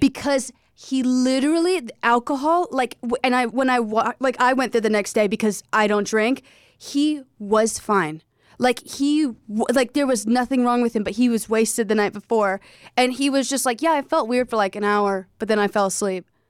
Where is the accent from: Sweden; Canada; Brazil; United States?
United States; South Carolina; I was raised in South Carolina